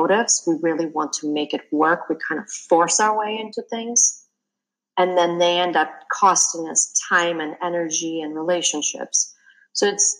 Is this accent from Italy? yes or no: no; Russia; moved away as an adult; also born or lived in London; I grew up in Russia